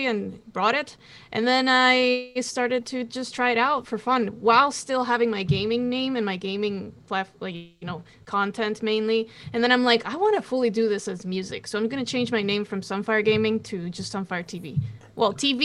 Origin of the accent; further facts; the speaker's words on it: Costa Rica; I'm from Costa Rica. I speak Spanish, Portuguese, and English